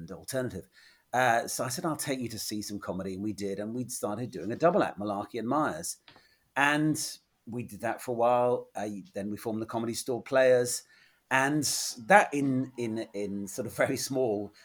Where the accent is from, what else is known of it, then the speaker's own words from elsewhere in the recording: England, United Kingdom; I'm this schmuck from England